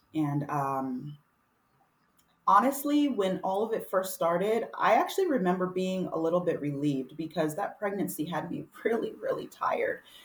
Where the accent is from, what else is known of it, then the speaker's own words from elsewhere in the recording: Texas, United States; moved away; my hometown in Texas, I grew up with her